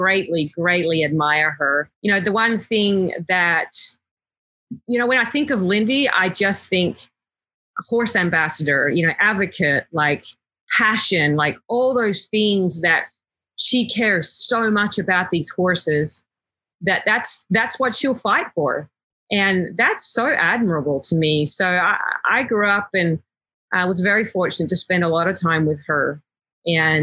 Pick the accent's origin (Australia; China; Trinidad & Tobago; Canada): Australia; moved away as an adult; now in Texas, United States; growing up in Australia, it just wasn't part of our culture.